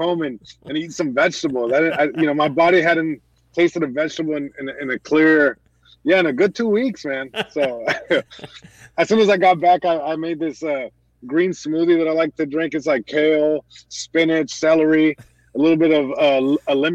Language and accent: English; Long Beach, California, United States; I'm born and raised in Long Beach, California